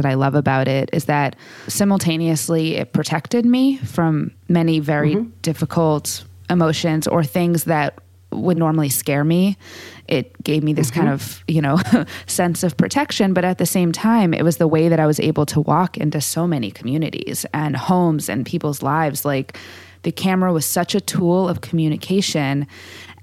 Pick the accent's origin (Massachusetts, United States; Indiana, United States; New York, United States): Massachusetts, United States; Boston; also born or lived in Brookline, Massachusetts; I grew up in the Boston public school systems